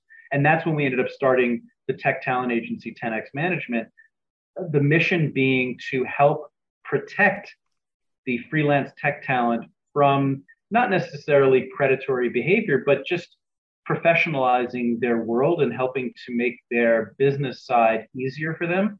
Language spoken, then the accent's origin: English; New York City, New York, United States; my partner and I grew up in New York City